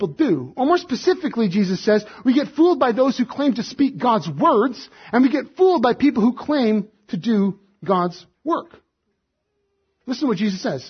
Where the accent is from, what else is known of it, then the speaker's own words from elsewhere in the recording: Alberta, Canada; moved away; I was raised in Alberta too